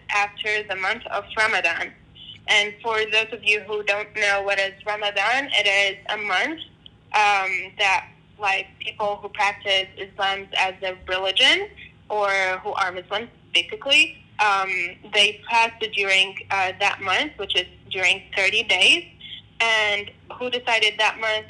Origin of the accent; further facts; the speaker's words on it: Jordan; moved away as an adult; also born or lived in Iraq (ancestry); now in United States; I am originally Iraqi, but born and raised in Jordan, moved to United States 6 years ago